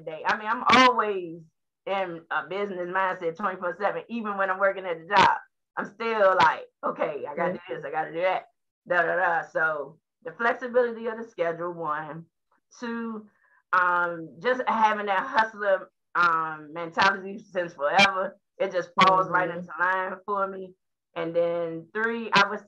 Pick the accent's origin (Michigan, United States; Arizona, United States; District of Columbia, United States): District of Columbia, United States; Washington; I was born on the South Side, Southeast DC